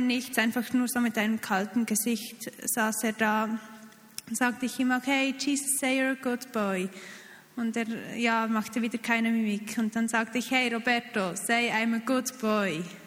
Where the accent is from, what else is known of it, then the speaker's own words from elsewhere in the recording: Switzerland; als Schweizer Team